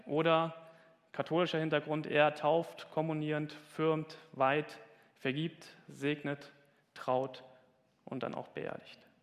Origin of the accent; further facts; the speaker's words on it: Hesse, Germany; moved away; Ich komme aus Hessen und ich sage immer Kirche und ich krieg's nicht